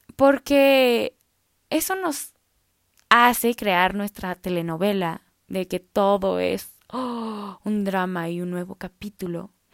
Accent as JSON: {"language": "Spanish", "country": "Mexico", "said": "yo soy mexicana"}